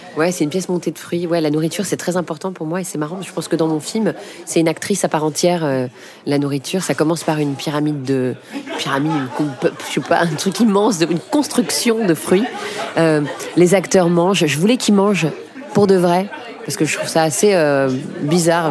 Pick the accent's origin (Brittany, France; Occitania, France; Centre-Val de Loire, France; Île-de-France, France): Île-de-France, France; Paris; J'ai grandi euh, dans le 10e arrondissement, pas loin d'ici du tout